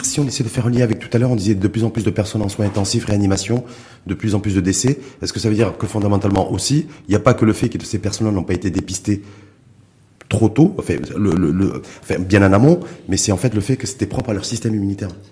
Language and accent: French; Morocco; chez nous, au Maroc